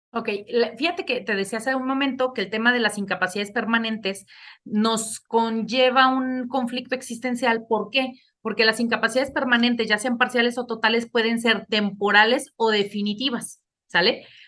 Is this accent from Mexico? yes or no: yes; Mexico; como mexicanos